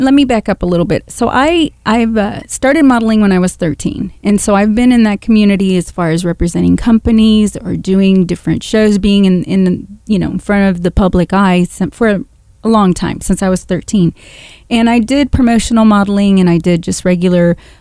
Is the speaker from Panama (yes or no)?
yes; Panama; I'm from Panama. I was born and raised there